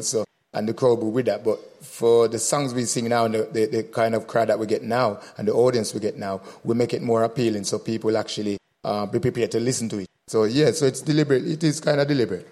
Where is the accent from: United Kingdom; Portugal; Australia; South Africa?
United Kingdom; Birmingham, West Midlands; also born or lived in Jamaica; growing up in Birmingham